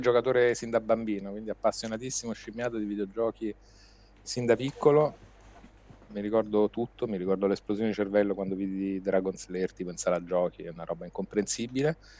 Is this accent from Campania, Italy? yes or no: no; Rome, Lazio, Italy; accent: Roman; moved away as an adult; now in Milan, Italy; io sono nato e cresciuto a Roma